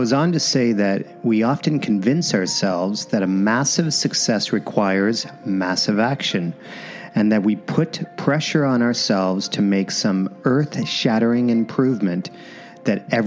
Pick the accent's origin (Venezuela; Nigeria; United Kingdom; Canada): Canada; Windsor, Ontario; being from the same hometown, Windsor, Ontario